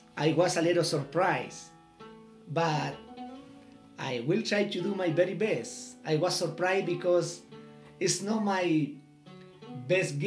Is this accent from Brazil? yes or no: no; Chile; English is a second language; from Chile